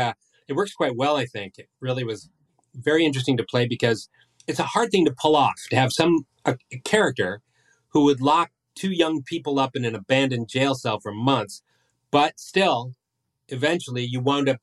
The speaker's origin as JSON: {"language": "English", "region": "Michigan", "country": "United States", "tie": "born or raised there", "said": "growing up in Michigan like I did."}